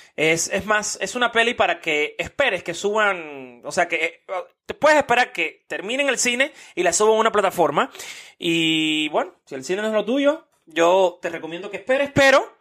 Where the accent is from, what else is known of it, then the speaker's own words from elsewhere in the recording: Cuba; moved away; also born or lived in United States; como cubano